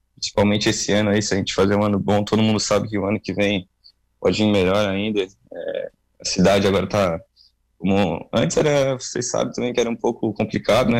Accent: Lauro Müller, Santa Catarina, Brazil; also born or lived in Urussanga; now in Tubarão, Brazil; Mas, eu sou natural de, de Lauro Miller, mas cresci ali, vivi em Lauro Miller

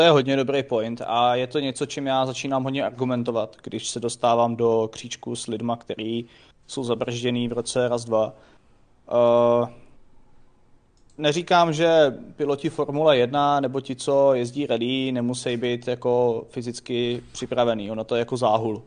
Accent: Czechia; jako Češi

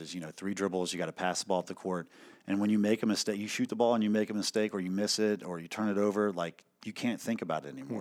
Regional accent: Hanover County, Virginia, United States; moved away as an adult; now in Amherst County, United States; I'm originally from Hanover County, which is outside of Richmond. Uh, played basketball there at Patrick Henry High School

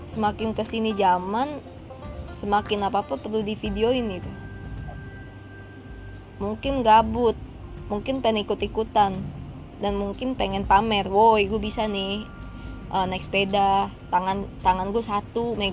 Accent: Jakarta, Indonesia; born there; padahal gue asli Padang emang gue lahir di Jakarta

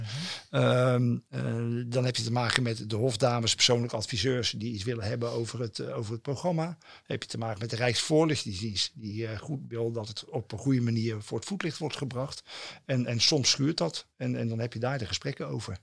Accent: Rotterdam, South Holland, Netherlands; Ik ben een jongen van de stad en eh, ik ben geboren in Delfshaven

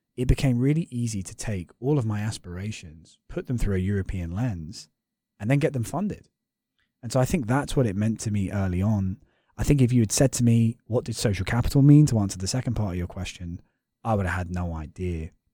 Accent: London, United Kingdom; moved away as an adult; also born or lived in Notre Dame, Indiana; I live in North London

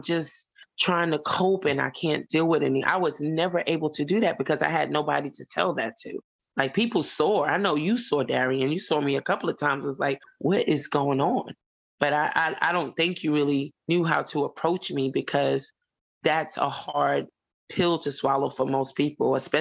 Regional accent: New York City, New York, United States; moved away as an adult; now in Columbia, United States; where I grew up at in Lefrak City

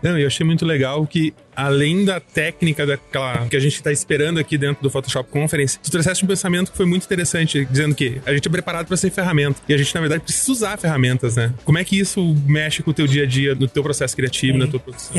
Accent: near Porto Alegre, Rio Grande do Sul, Brazil; eu sou de Porto Alegre. Na verdade, pertinho de Porto Alegre

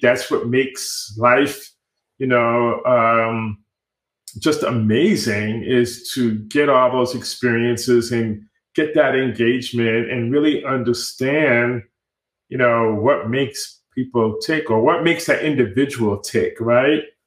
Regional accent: New York City, New York, United States; moved away as an adult; also born or lived in Rockland County, New York / Washington, D.C.; now in Austin, United States; I am a native New Yorker. I was born in the Bronx, New York, and uh, spent half of my uh, youth years in the Bronx, New York, and then also grew up in sort of like the suburban Rockland County area outside of New York City

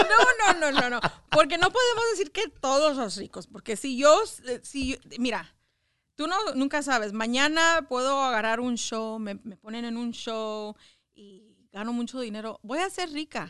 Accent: Los Angeles, California, United States; yo crecí en, en Echo Park.

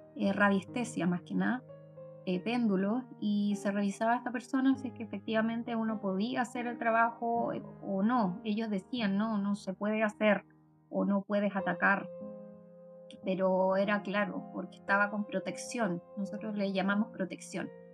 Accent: Ovalle, Coquimbo, Chile; Yo soy de Ovalle de la Cuarta Región

